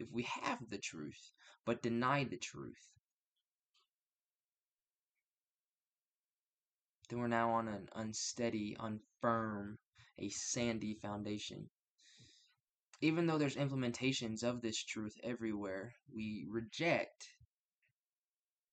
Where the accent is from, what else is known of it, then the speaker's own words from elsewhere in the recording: United States; I'm from the United States